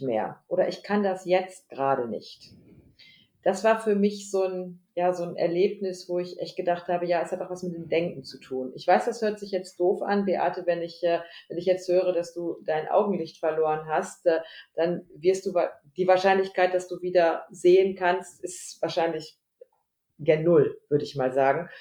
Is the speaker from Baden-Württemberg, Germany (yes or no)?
no; Lübbecke, North Rhine-Westphalia, Germany; Homeoffice hier in Lübbecke. Lübbecke ist eine Kleinstadt am Rande von Nordrhein-Westfalen. Wir sind so der nördlichste Zipfel